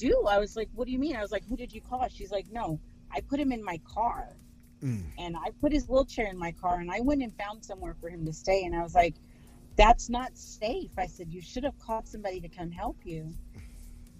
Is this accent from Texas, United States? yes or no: yes; Texas, United States; just because I'm from Texas, I don't sound like that.